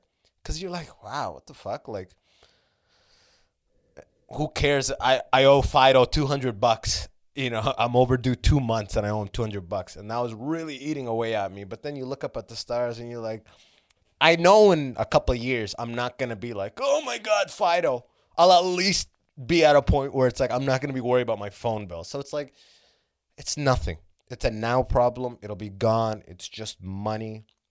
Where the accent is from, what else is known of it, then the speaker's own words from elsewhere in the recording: Canada; also born or lived in Sudan / Muscat, Oman; like, I was born in Sudan, and I left Sudan when I was 3. Like, you know, obviously with my family, I wasn't, like, the most fucking driven infant. We went to Oman, like, Muscat, Middle East for 3 years, and then moved to Canada when I was 6.